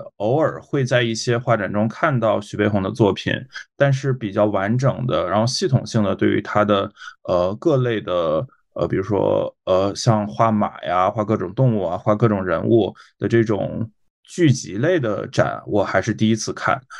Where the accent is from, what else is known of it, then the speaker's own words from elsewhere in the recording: Northeast China, China; now in Shanghai, China; 回我的老家，就是中国东北